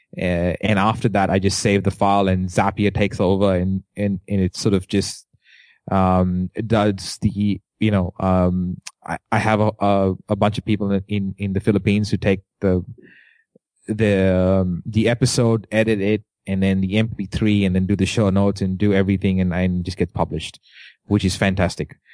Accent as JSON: {"language": "English", "country": "India", "accent": "Indian", "said": "As an Indian, uh, with an accent"}